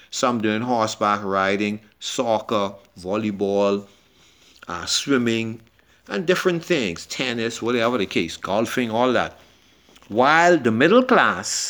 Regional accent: Nassau, New Providence, Bahamas; growing up in Yellow Elder

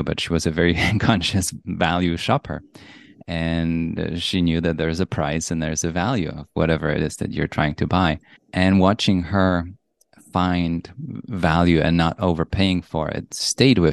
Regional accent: Poland; moved away; also born or lived in Europe; I was born in Poland, and then I went to schools around Europe

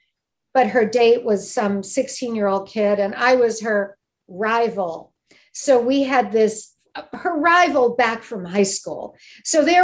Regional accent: Midwest, United States; moved away; also born or lived in Michigan / Cleveland; I'm from the Midwest.

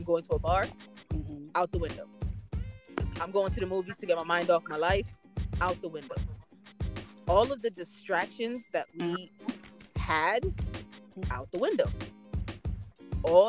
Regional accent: Antigua & Barbuda; I'm Caribbean, I'm Antiguan

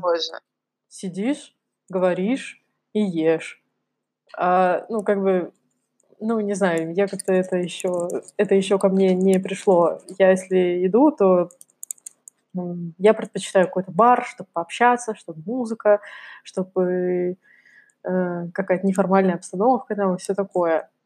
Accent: Kamchatka Krai, Russia; я выросла на Камчатке, да, для меня национальная еда — это красная рыба и икра. Так все прошло мое детство

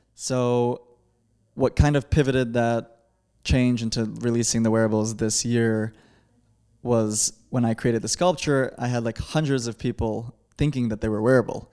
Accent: Chicago, Illinois, United States; growing up in Chicago

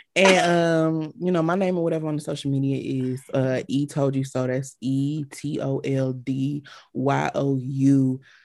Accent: Atlanta, Georgia, United States; I'm from Atlanta

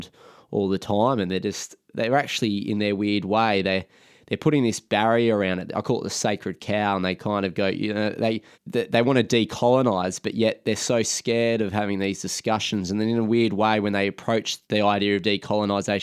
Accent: Australia; as an Australian

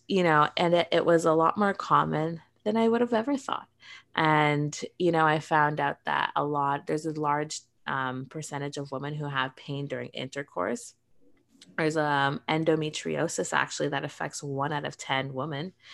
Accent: Canada

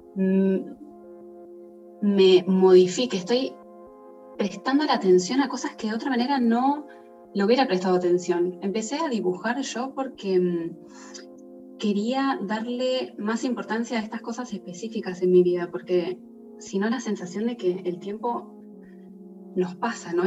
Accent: Argentina; moved away as an adult; also born or lived in Italy; Yo estaba viviendo afuera, yo soy de Argentina, y estaba viviendo en Italia

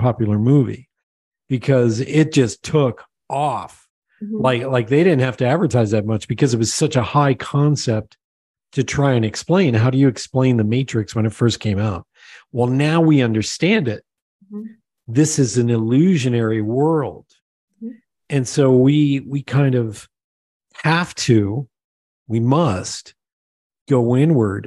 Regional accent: Pennsylvania, United States; moved away; also born or lived in Long Island; I grew up in Pennsylvania

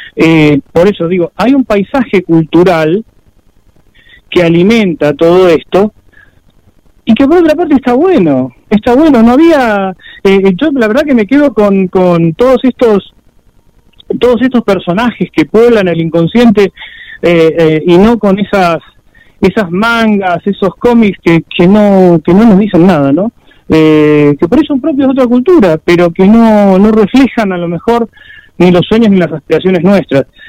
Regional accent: Chaco, Argentina; yo nací en el Chaco

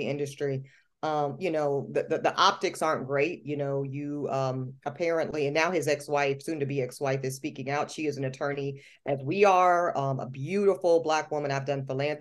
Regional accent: Charlotte, North Carolina, United States; moved away as an adult; also born or lived in New Orleans, Louisiana; I grew up in Charlotte, North Carolina, to a very strong, very insistent Black woman named Gloria

